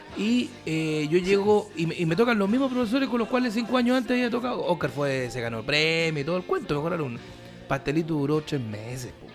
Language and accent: Spanish; Curicó, Maule, Chile; moved away as an adult; also born or lived in Calama; yo me fui a los 18 años de Curicó pero yo fui seleccionado de fútbol de Curicó, seleccionado interescolar